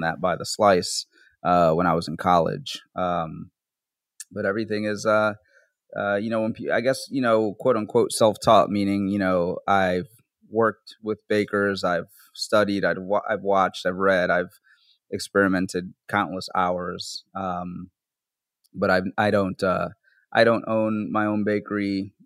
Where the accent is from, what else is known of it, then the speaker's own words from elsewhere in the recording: New Orleans, Louisiana, United States; also born or lived in Bronx, New York; I'm from New Orleans, so I was working there for a while as a cook